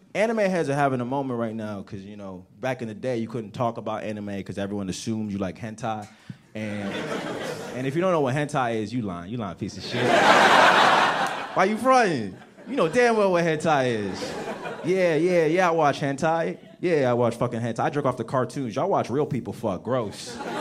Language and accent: English; right outside of Washington D.C., District of Columbia, United States; also born or lived in Nigeria; I'm from Africa, but I grew up right outside of Washington D.C.